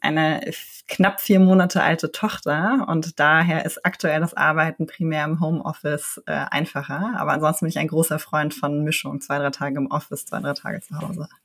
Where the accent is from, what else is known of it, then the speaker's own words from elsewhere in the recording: Berlin, Germany; Ich bin in Berlin geboren und aufgewachsen